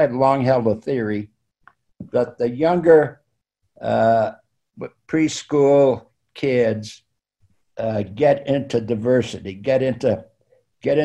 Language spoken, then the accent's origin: English; Salt Lake City, Utah, United States; I remember growing up in Salt Lake